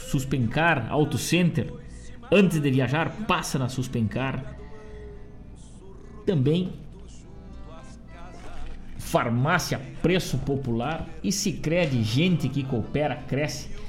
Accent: Rosário do Sul, Rio Grande do Sul, Brazil; moved away as an adult; now in Guaíba, Brazil; Sendo eu rosariense, de alma e de coração também tenho um amor muito grande pela minha terra, Rosário do Sul, onde moram meus pais, meus amigos e muita gente da minha família

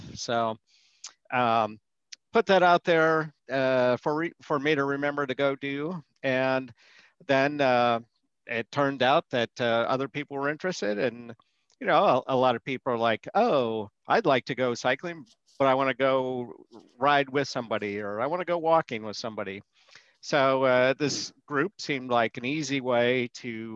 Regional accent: Colorado, United States; moved away as an adult; also born or lived in Boulder, Colorado; now in Florida, United States; We were both originally from Colorado

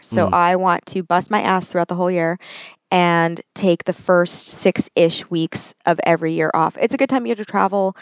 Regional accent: Ontario, Canada; also born or lived in Alberta / Halifax; I was born in Alberta. Don't remember it. Went to Halifax when I was 4. And that's pretty much it. Other than that, it's been Ontario

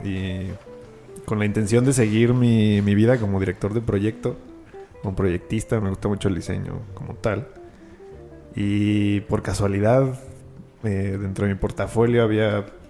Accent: Mexico City, Mexico; oriundo de aquí de la ciudad

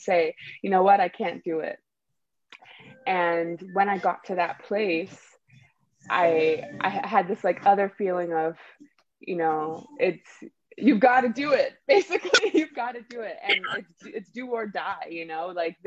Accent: Canada; moved away as an adult; also born or lived in Nigeria; now in California, United States; I was born in Nigeria. I grew up in Canada, and now I live in California

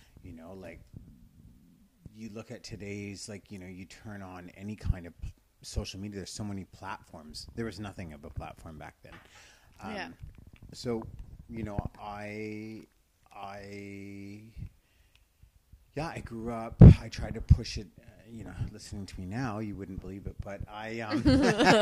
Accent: Brantford, Ontario, Canada; also born or lived in Victoria, British Columbia; I grew up in Ontario. Okay. Just outside of Toronto, Brantford.

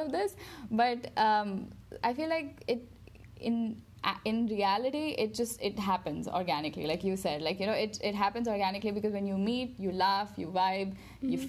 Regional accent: Dubai, United Arab Emirates; moved away; growing up in Dubai with, like, the same group of people and people who know me in and out, and then coming here

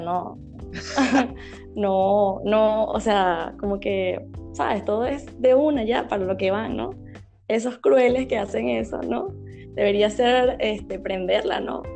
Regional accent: Venezuela; soy de Venezuela

